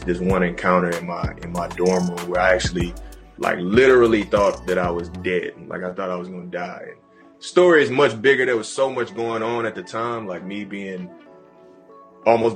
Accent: Houston, Texas, United States; moved away as an adult; I was like straight from Houston

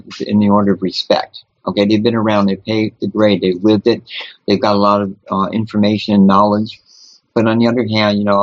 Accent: New Orleans, Louisiana, United States; moved away; I'm originally from New Orleans

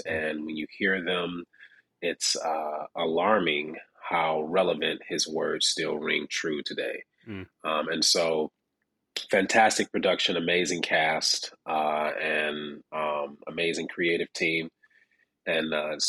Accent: Detroit, Michigan, United States; my first initial audition was actually in Detroit, Michigan, my hometown.

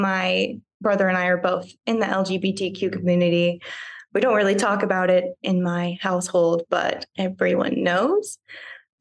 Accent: Huntsville, Alabama, United States; moved away as an adult; now in Atlanta, United States; I was raised in Alabama by a pretty Republican family

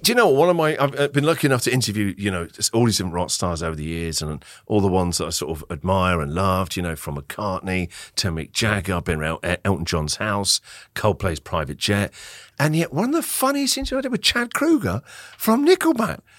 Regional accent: Winchester, South East England, United Kingdom; moved away as an adult; now in Melbourne, Australia; a very small city called Winchester, about an hour and a half south of London

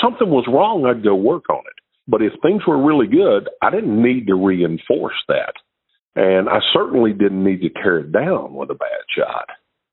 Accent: Shreveport, Louisiana, United States; I was from Shreveport, Louisiana.

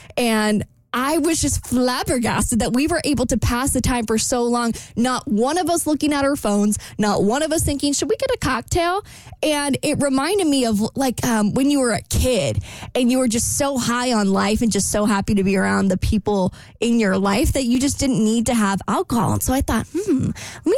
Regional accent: Jacksonville, Florida, United States; moved away; this really fun part of town in my hometown

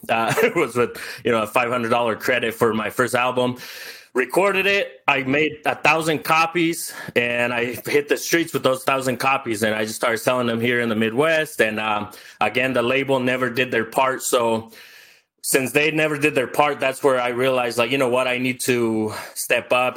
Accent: El Salvador; now in United States; I was born in El Salvador. I grew up with no running water, no electricity.

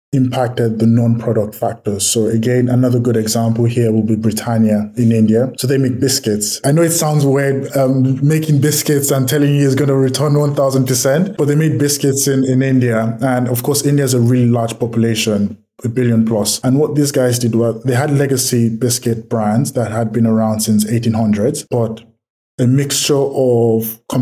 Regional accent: Nigeria; I'm from Nigeria

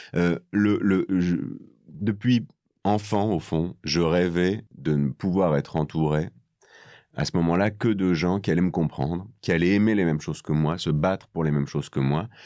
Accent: northern France, France; moved away as an adult; now in Paris, France; là d'où je viens, dans le nord

